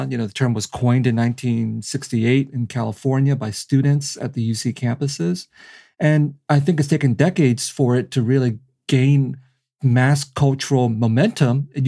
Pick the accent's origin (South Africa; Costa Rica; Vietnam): Vietnam; born there; Well, I think in my case, I was born in Vietnam. So when people ask me where I'm from, I, I can honestly say I'm from another country